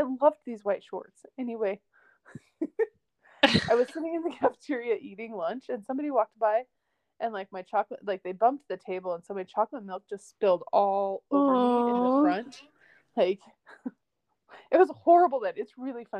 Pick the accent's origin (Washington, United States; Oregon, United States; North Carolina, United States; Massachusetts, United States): Oregon, United States; Hermiston; growing up in Hermiston, my parents like had a house